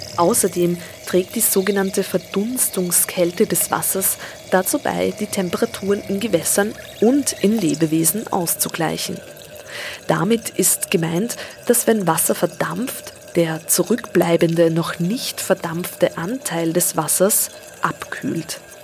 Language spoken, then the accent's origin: German; Vienna, Austria; Auch ich bin in den Donauauen aufgewachsen, und zwar in den Wiener Donauauen